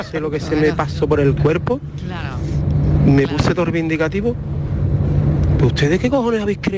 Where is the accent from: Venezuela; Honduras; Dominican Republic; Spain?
Spain; Seville, Andalusia; yo soy de Sevilla